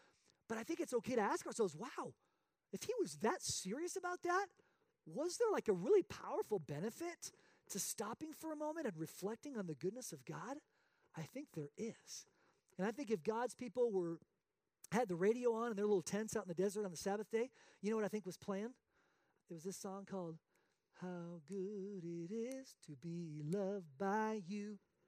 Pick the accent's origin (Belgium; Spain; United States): Spain; I'm a missionary kid born and raised in Spain playing soccer.